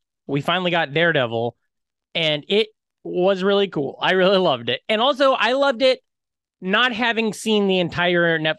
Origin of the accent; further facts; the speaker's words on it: Iowa, United States; So then it's like a little bit of an opening and then it's like, hey, I'm from Iowa.